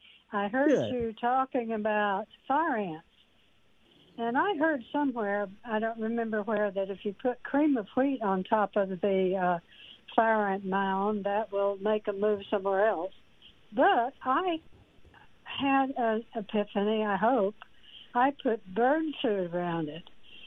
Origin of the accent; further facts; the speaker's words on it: North Carolina, United States; moved away; I'm from North Carolina.